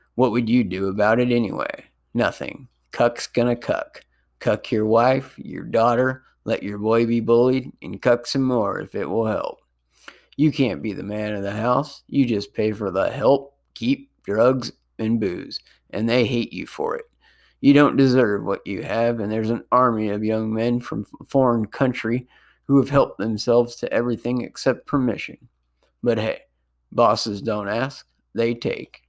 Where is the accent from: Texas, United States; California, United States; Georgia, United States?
California, United States; Sonoma County; my hometown